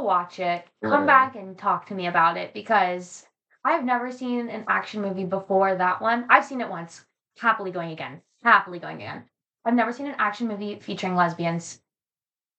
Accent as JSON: {"language": "English", "region": "North Carolina", "country": "United States", "tie": "born or raised there", "moved": "yes", "said": "growing up in the South, everyone talks to everyone"}